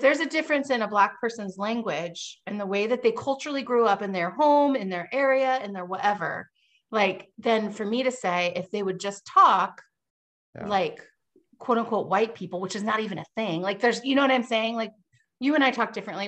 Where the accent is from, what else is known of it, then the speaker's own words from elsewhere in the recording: Vancouver, Washington, United States; I grew up in Vancouver, Washington